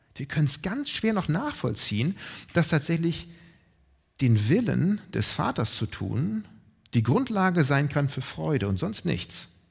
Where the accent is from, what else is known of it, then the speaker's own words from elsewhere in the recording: Northern Germany, Germany; als Deutsche oder Norddeutsche